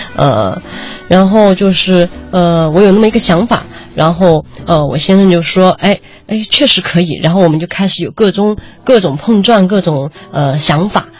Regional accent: China; 这是我们中国人，呃，包括可能是亚洲人的一种独特的气质吧

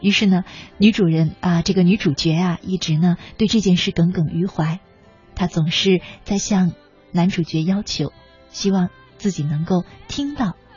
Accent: China; 我们中国人呢，对自己的感情表达特别地含蓄

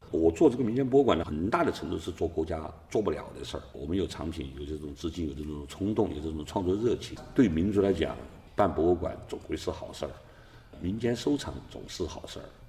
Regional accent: China; 我们十四亿中国人

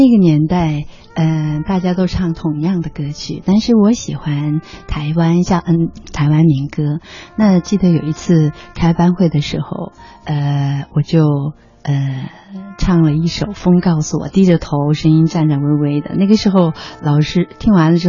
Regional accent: Wuhan, Hubei, China; 我是武汉人。

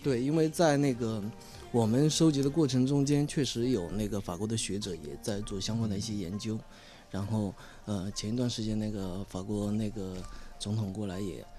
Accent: Taojiang, Hunan, China; 我的老家在桃江

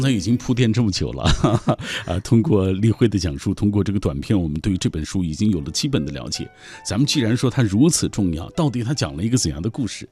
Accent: China; 我们中国人最喜欢做的就是报喜不报忧啊

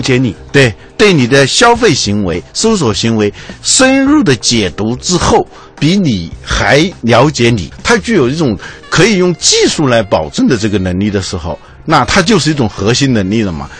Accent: China; 我们中国人

